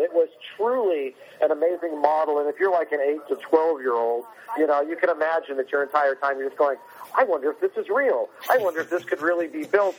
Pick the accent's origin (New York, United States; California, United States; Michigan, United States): California, United States; Whittier; I grew up in Whittier, which is very close to Disneyland